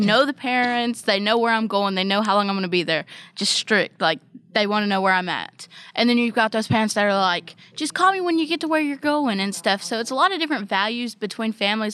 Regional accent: Ohio, United States; now in West Virginia, United States; I'm not even originally from West Virginia. I'm from Ohio

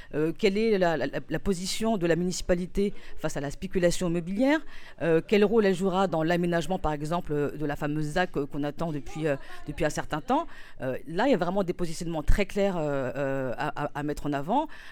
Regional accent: Épinay-sur-Seine, Île-de-France, France; now in Pantin, France; j'ai grandi à Épinay-sur-Seine

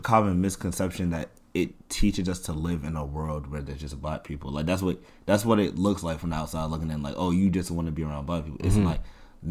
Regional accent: New York City, New York, United States; also born or lived in Washington, D.C.; I come from Section 8 growing up, you feel me? Like, mm-hmm. we come from, I'm not gonna say the trenches, but we ain't come from nothing, like, you feel me? Free lunch, we ain't came from nothing too nice. Mm-hmm. And especially being from here, from, you know, Queens

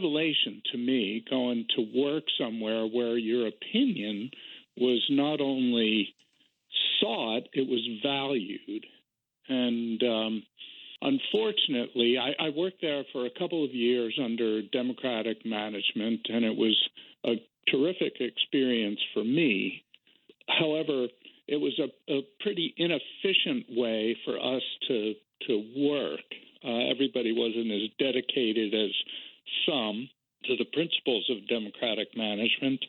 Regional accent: New Jersey, United States; moved away; also born or lived in Seattle; I lived in New Jersey and Ocean Spray, which is a very large grower cooperative, had a bottling plant in my hometown.

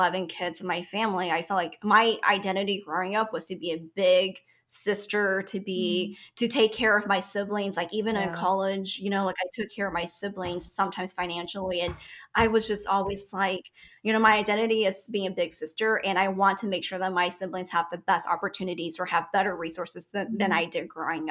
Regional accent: Sacramento, California, United States; what I grew up with in Sacramento

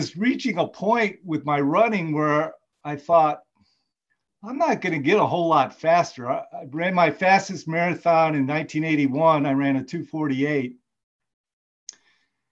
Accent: Michigan, United States; moved away as an adult; now in Georgia, United States; I grew up in Michigan

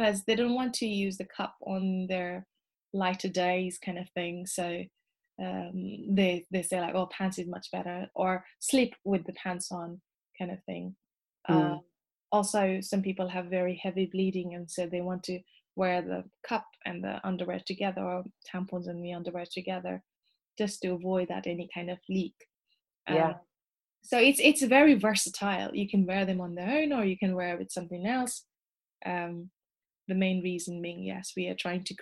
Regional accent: Nepal; moved away as an adult; now in United Kingdom; I grew up in Nepal up until like 8 years ago

